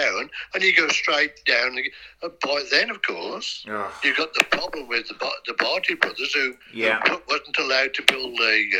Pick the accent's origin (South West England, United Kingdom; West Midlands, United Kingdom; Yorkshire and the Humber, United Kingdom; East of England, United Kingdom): West Midlands, United Kingdom; Wolverhampton; I'm from Wolverhampton